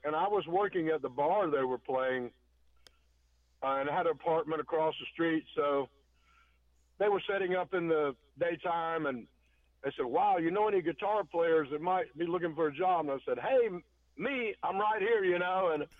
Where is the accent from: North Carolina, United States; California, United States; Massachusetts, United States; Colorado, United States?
North Carolina, United States; Asheville; I'm from North Carolina, the Asheville area